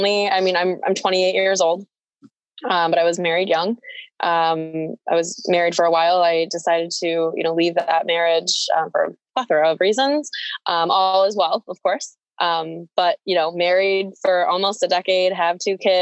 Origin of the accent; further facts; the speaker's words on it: near Ellicottville, Western New York, United States; also born or lived in Philippines; I grew up near Ellicottville, so Western New York. Not born, but raised. I was born in the Philippines, adopted as a baby.